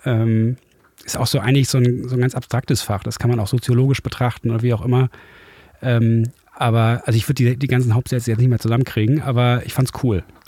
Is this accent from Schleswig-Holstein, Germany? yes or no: no; Düsseldorf, North Rhine-Westphalia, Germany; moved away as an adult; now in Hamburg, Germany; Ich bin aber in Düsseldorf aufgewachsen und war als Kind oft hier.